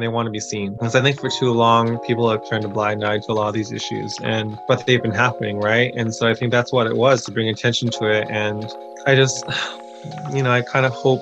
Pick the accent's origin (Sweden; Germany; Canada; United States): Canada; Toronto, Ontario; also born or lived in Kenya; I'm from Toronto, but I currently work half a year in Kenya